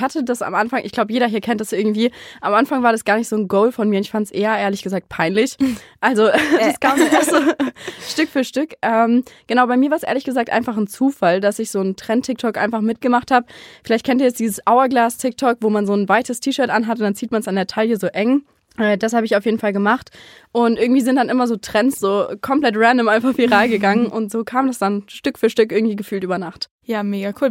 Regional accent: near Frankfurt, Hesse, Germany; ich komme aus der Richtung von Frankfurt

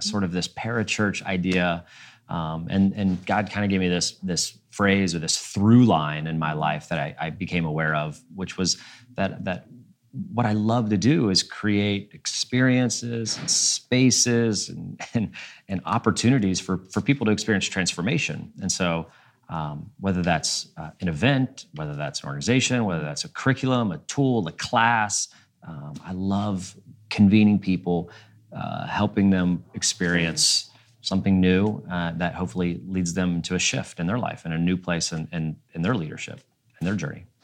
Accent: Cincinnati, Ohio, United States; moved away as an adult; also born or lived in Atlanta / Nashville; and then I moved back to Cincinnati, which is my hometown

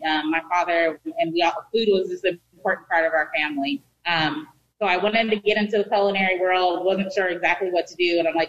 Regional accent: Sacramento, California, United States; Actually, I'm from South Sac. I grew up in Meadowview.

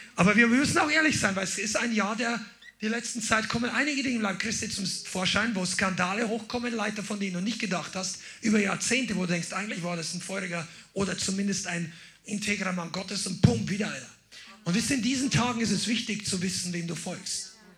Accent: Amberg, Bavaria, Germany; meiner Geburtsstadt Amberg

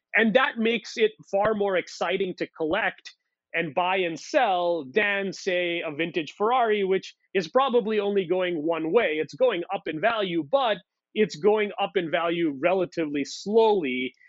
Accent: India; moved away; I grew up in India

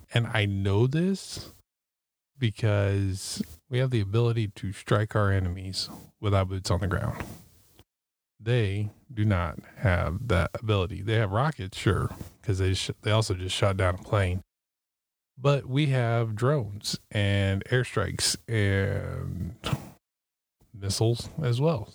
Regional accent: Missouri, United States; Missouri, which where I, my home state

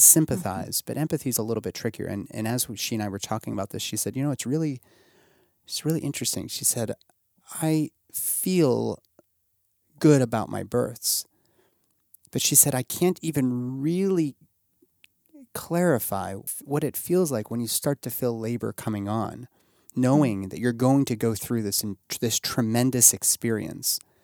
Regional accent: Pittsburgh, Pennsylvania, United States; at a West Penn Hospital in Pittsburgh, my hometown

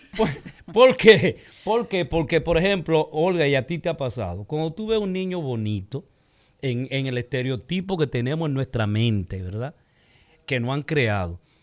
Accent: Dominican Republic; nosotros es una etnia, la dominicana

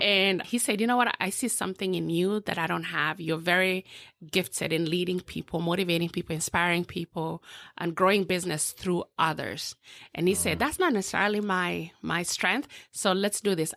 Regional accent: Eldoret, Uasin Gishu County, Kenya; now in Orlando, United States; born and raised in a small village in um, western southwestern part of, of Kenya called Eldoret

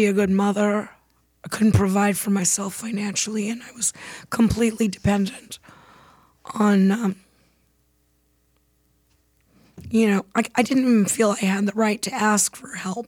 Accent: San Diego, California, United States; I was born and raised in San Diego, California, in North County

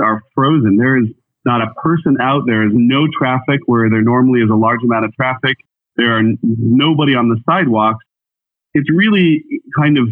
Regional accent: Boulder County, Colorado, United States; moved away as an adult; now in New York City, United States; I'm actually Boulder County native

